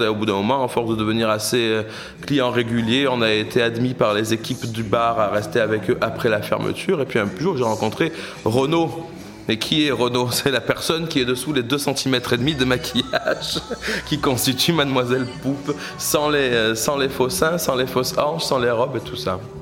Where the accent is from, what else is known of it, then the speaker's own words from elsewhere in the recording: south of France, France; moved away as an adult; also born or lived in Paris / London; now in Brussels, Belgium; Je viens du sud de la France à la base